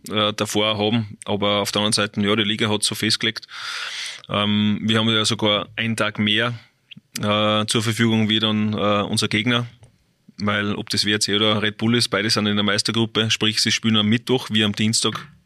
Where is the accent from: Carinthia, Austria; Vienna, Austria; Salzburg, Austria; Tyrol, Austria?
Salzburg, Austria; es ist schon Salzburg, ist mein Heimatbundesland.